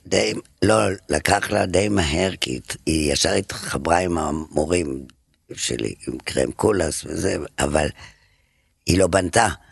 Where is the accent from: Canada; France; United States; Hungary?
France; Paris, Île-de-France; moved away as an adult; now in Israel; פריז. גדלתי בה הרבה שנים